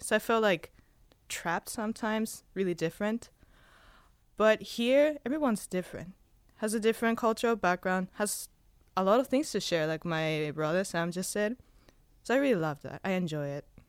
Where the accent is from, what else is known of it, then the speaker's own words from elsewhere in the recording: Spain; now in Hawaii, United States; I was born in Spain